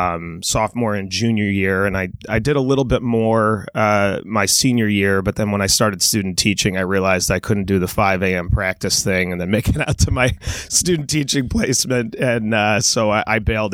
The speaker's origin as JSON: {"language": "English", "town": "Ringwood", "region": "New Jersey", "country": "United States", "tie": "born or raised there", "moved": "yes", "lives_now": "Evanston, United States"}